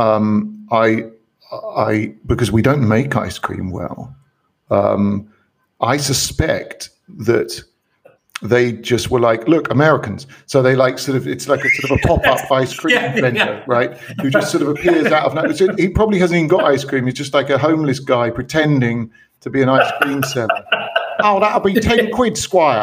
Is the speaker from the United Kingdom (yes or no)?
yes; United Kingdom; moved away; my home country